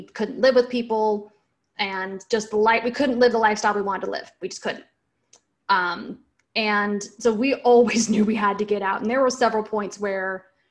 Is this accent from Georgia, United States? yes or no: no; Washington, United States; moved away as an adult; also born or lived in San Francisco Bay Area, United States / Seattle, United States; now in Raleigh, United States; I'm originally from Washington State.